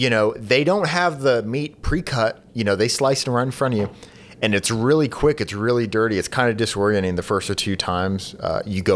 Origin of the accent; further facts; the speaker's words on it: the South, United States; also born or lived in Pennsylvania; I was born and raised in the South